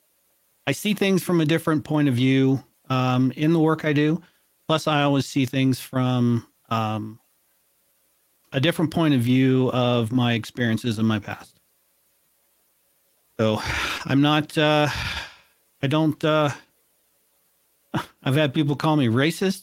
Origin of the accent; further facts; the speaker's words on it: United States; as an American